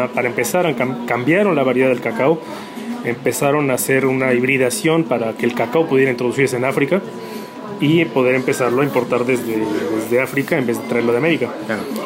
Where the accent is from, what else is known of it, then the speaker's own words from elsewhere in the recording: Mexico; moved away as an adult; now in Nantes, France; nosotros, eh, bueno, como mexicanos